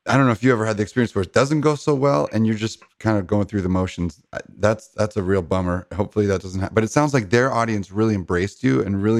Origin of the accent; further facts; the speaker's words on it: Costa Mesa, California, United States; also born or lived in France; I grew up in Costa Mesa.